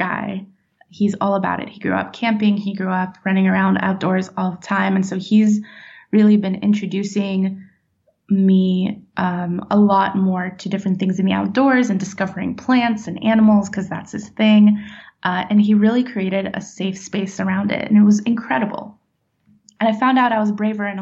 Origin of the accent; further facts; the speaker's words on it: California, United States; also born or lived in Nashville, Tennessee; now in Florida, United States; I grew up in California and lived in Nashville for a long time